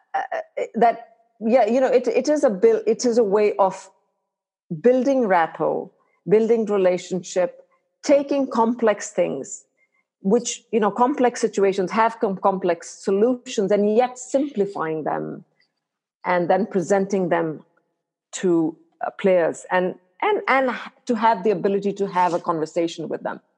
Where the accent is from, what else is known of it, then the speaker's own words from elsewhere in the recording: India; moved away as an adult; now in United States; I did all my medical, my high school and medical school in India